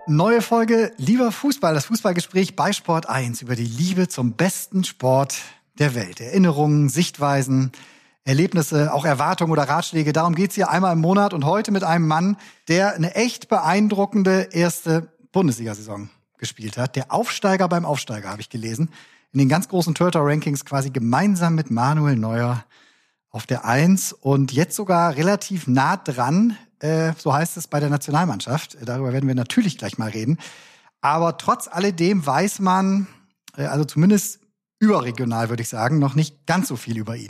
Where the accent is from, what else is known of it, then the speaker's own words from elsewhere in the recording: Bremen, Germany; moved away; also born or lived in Cologne; Ich komme eigentlich aus Bremen